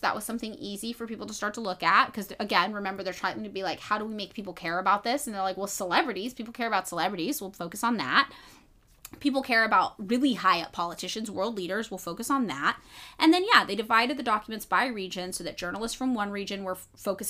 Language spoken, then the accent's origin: English; United States; I'm from the United States